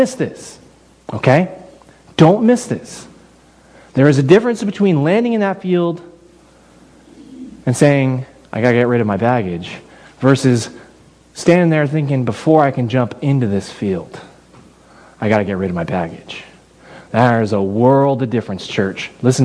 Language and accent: English; Texas, United States; I'm from Texas. I grew up in ranching country.